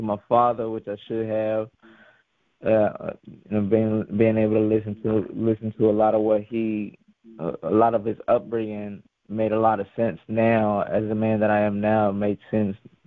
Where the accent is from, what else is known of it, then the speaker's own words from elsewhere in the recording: York, Pennsylvania, United States; moved away; also born or lived in Guayama, Puerto Rico / North Carolina / Texas; my parents moved us to York, Pennsylvania, when we came from Puerto Rico. It was roughly about like 5 or 6